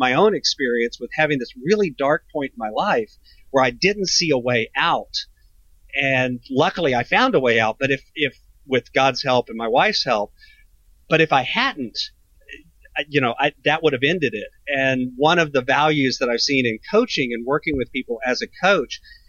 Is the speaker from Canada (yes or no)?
no; Texas, United States; I'm a Texas boy, so I'm in deep in the heart of Texas outside of San Antonio, and I grew up in Texas. I've been here my entire life